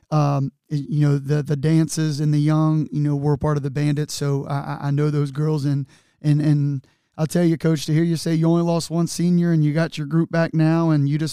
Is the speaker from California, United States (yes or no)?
no; Newport, Kentucky, United States; I'm from Newport